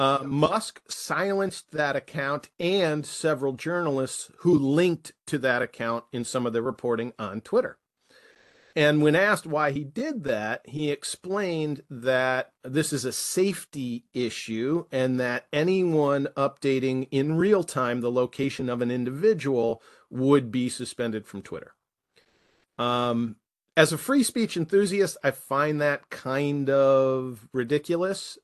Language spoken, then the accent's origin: English; United States; as an American citizen